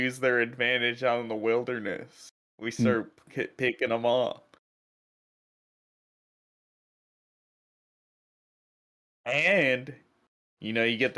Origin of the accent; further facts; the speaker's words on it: United States; We are American